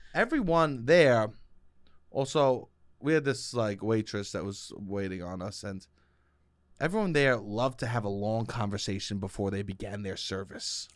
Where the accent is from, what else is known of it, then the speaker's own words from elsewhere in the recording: New York, United States; I'm from New York.